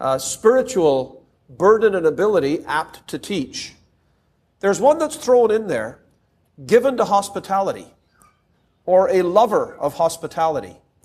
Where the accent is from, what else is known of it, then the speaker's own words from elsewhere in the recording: Toronto, Ontario, Canada; We had, growing up in Toronto, I would say without a word of exaggeration, I'm sure we had into the thousands of different believers in my aunt's home.